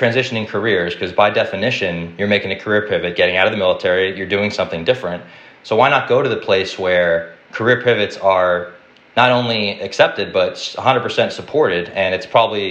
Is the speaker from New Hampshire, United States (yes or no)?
yes; New Hampshire, United States; I'm originally from New Hampshire, grew up in a small town up there